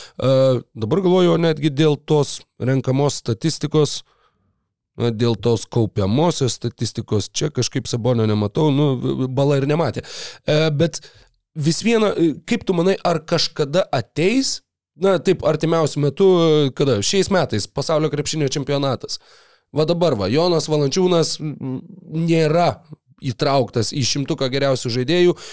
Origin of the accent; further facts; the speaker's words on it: Lithuania; mes lietuviai, mes kančios tauta